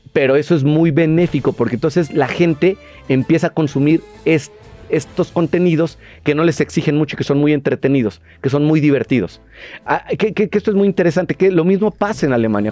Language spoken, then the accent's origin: Spanish; Mexico; Los mexicanos consumíamos un montón de cine argentino